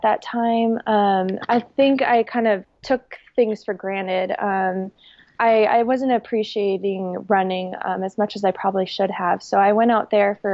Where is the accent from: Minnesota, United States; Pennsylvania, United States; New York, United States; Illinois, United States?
Minnesota, United States; now in Boise, United States; I'm from Minnesota